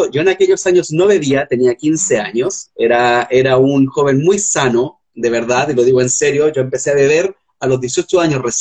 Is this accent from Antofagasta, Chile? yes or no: yes; Cerro Moreno, Antofagasta, Chile; yo crecí en Cerro Moreno, y Cerro Moreno, que es una base militar, es